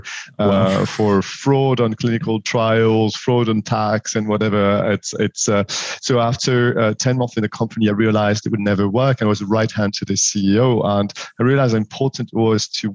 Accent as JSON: {"language": "English", "country": "France", "tie": "born or raised there", "also_born_or_lived": "Paris, France / Morocco", "accent": "French", "second_language": "English", "moved": "as an adult", "said": "as you will have guessed already from my accent, I'm French, 41 years old, born and raised in France"}